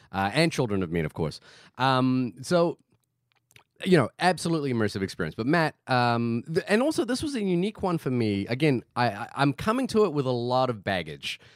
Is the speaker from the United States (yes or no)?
no; Fiji; moved away; I grew up in Fiji.